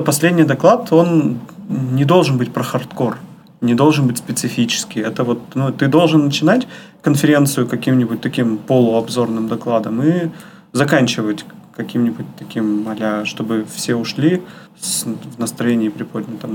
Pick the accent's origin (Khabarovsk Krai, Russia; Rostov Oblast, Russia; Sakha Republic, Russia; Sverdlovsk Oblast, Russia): Sverdlovsk Oblast, Russia; Yekaterinburg